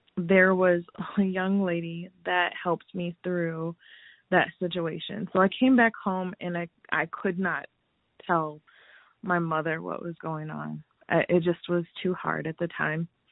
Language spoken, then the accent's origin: English; Lansing, Michigan, United States; moved away as an adult; also born or lived in Los Angeles; now in Phoenix, United States; I am originally from Lansing, Michigan, so small town USA